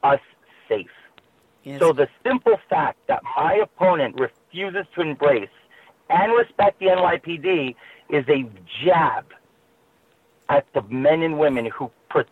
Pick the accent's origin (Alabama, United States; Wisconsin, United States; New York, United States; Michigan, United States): New York, United States; New York City; I was born and raised in Queens